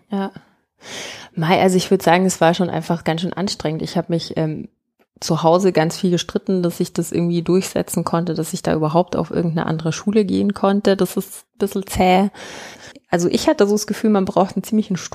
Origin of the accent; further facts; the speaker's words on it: Markt Schwaben, Bavaria, Germany; das ist ganz ähm, interessant, weil das in Markt Schwaben, äh, wo ich herkomme.